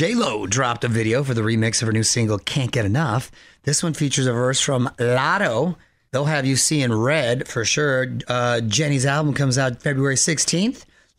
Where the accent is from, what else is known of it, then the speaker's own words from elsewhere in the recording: Chula Vista, California, United States; I'm from Chula Vista.